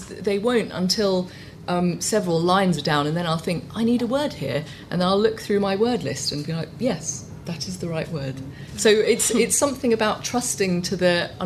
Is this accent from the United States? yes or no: no; Hong Kong; growing up in Hong Kong and hearing my mum speaking a language, Cantonese, which I couldn't, except in smatterings, understand